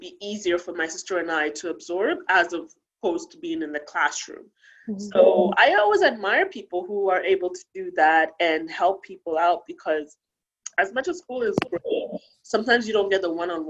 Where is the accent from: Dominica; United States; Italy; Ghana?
Ghana; moved away; when I was growing up in Ghana